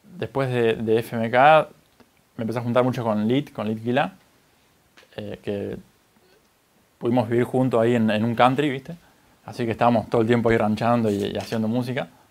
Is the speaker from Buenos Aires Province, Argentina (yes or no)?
yes; Necochea, Buenos Aires Province, Argentina; Yo soy de Necochera, una ciudad costera, acá de la provincia de Buenos Aires